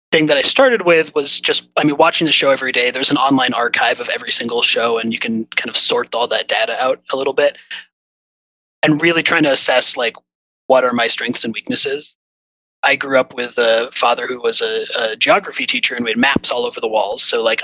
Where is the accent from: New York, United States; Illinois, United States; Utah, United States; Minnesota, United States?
Minnesota, United States; Yeah, so I grew up in Minnesota and have been watching Jeopardy my whole life.